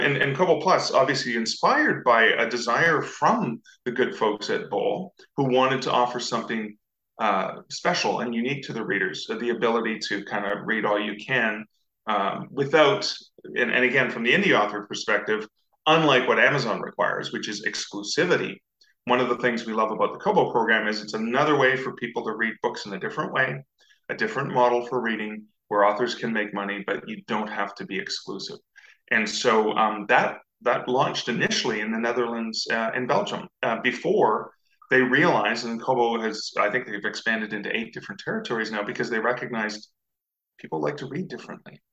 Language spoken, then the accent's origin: English; Canada; I'm Canadian, uh, so I'm just north of the US